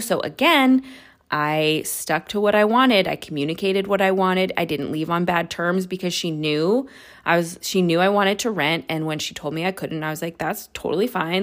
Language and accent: English; suburb outside of San Francisco, California, United States; I moved back home to my hometown, which is like a suburb outside of San Francisco